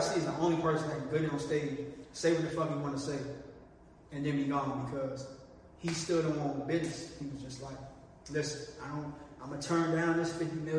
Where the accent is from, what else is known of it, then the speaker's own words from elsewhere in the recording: Maryland, United States; moved away as an adult; also born or lived in Washington, D.C.; now in Los Angeles, United States; I was from Maryland.